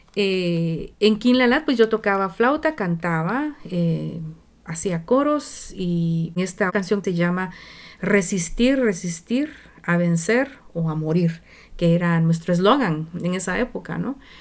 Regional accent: Zacapa, Guatemala; moved away as an adult; also born or lived in Nicaragua / Mexico; now in Vancouver, Canada; Yo vengo de Guatemala, nací en Guatemala, en un pueblo chiquitito del este que queda en una región que se llama Zacapa.

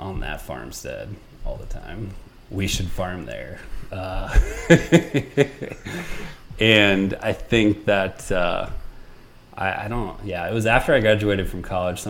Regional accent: United States; born or raised there

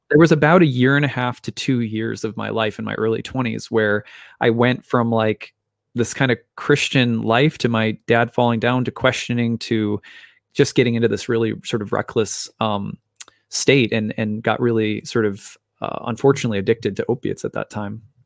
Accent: Minnesota, United States; my dad was a minister here in Minnesota, and we moved around from church to church

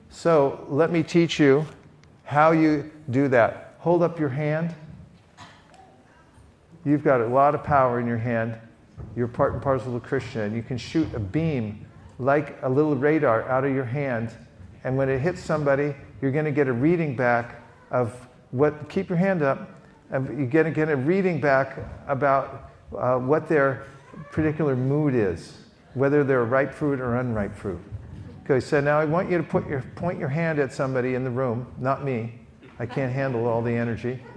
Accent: California, United States; Here's my question I say, I'm from California.

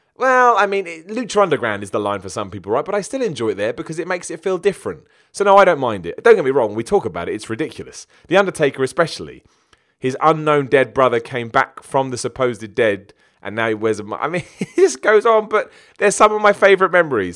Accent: United Kingdom; I'm British.

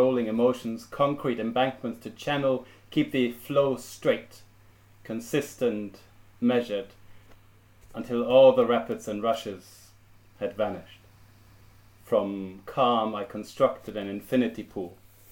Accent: Germany; first language German; English is a second language; moved away as an adult; now in Cambridge, United Kingdom; as a teenager growing up in Germany

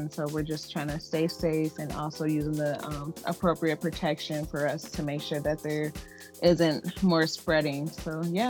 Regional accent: Grand Rapids, Michigan, United States; I'm from Grand Rapids, Michigan.

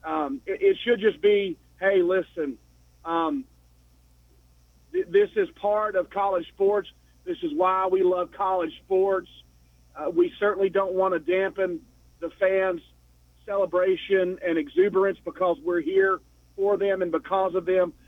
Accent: Knoxville, Tennessee, United States; moved away as an adult; now in Atlanta, United States; I'm in Atlanta, but I'm from Knoxville. I've only been here for six years.

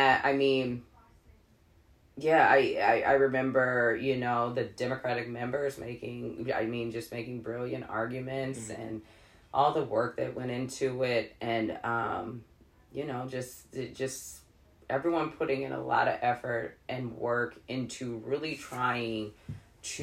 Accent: Chicago, Illinois, United States; moved away; I am from Beverly. Okay. It's on the south side of the city

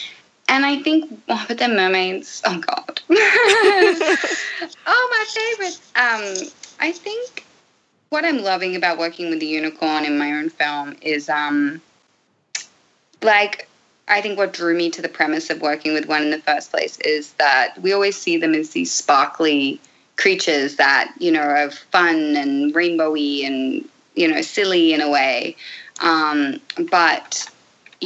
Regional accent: Australia; moved away; I'm from Australia.

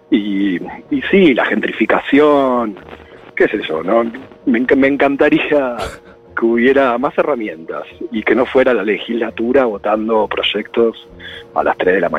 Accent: Buenos Aires, Argentina; que, para un porteño, yo soy porteño nacido y criado.

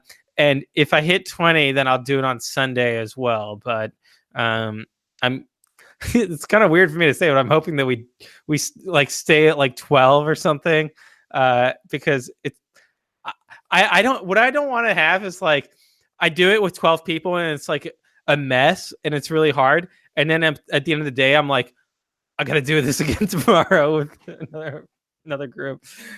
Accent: France; moved away; I come from France

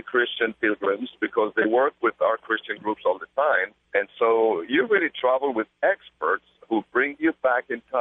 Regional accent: Israel; my homeland

